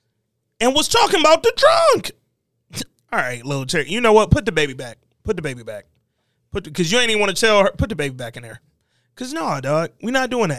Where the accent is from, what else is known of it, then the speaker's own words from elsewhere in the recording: Birmingham, Alabama, United States; I'm from Birmingham and I can say that, dog. I'm from Hooper City